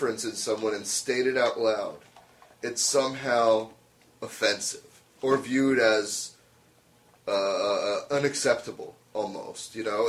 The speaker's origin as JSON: {"language": "English", "country": "United States", "said": "I'm American"}